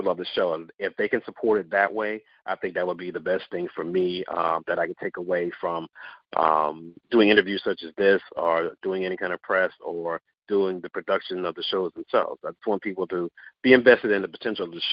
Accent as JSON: {"language": "English", "region": "the South", "country": "United States", "tie": "born or raised there", "said": "I grew up in the South, so dance is always a part of the family culture"}